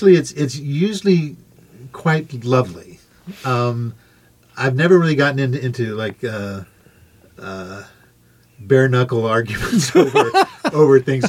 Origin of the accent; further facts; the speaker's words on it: Corvallis, Oregon, United States; also born or lived in Santa Cruz / Los Angeles; now in Ashland, United States; I'm born and raised in Corvallis